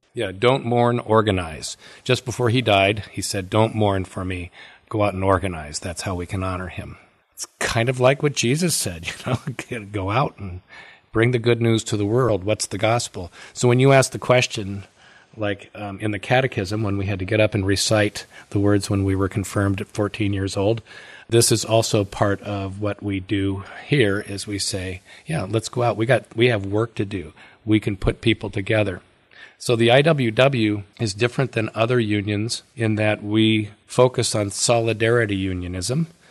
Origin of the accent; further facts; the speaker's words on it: Oakland, California, United States; I was born in Oakland, California, so I thought it was normal to have on one side of my house the headquarters of the Hells Angels